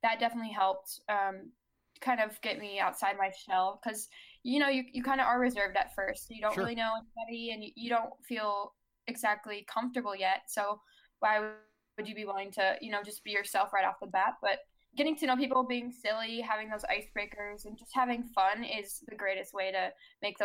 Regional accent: Chicago, Illinois, United States; I'm from Chicago

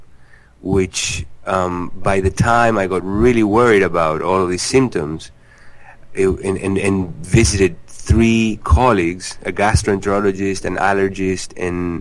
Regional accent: Uruguay; moved away as an adult; now in New York City, United States; I was born in Uruguay in South America, and life there was very healthy by default.

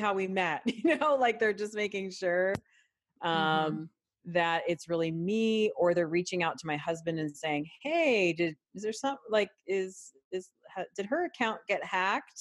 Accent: Canada; now in United States; I'm Canadian born

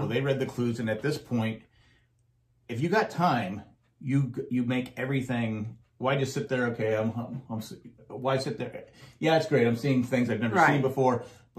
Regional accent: San Diego, California, United States; Being from San Diego, I learned how to swim.

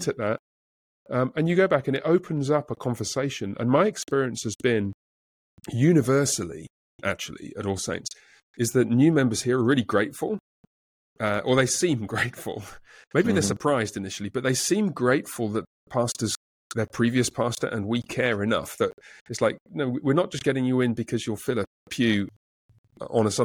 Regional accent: England, United Kingdom; moved away; I'm from England

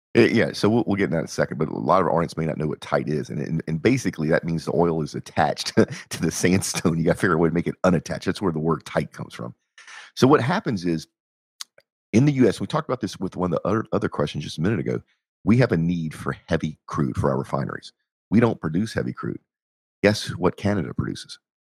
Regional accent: Texas, United States

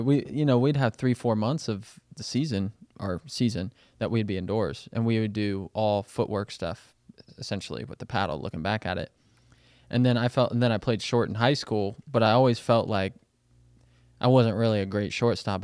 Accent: Kansas City, Missouri, United States; growing up in Kansas City, I gotta watch the Royals when they won the World Series

